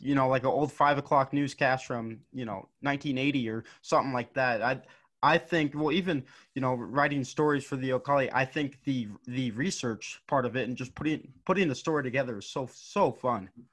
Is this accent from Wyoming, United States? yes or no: yes; Gillette, Wyoming, United States; I'm from Wyoming, and, and our high school, or the high school in, in Gillette, Wyoming